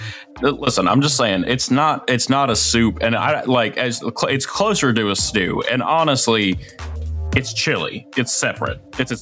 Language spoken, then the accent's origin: English; Memphis, Tennessee, United States; my hometown. Memphis-style barbecue ribs.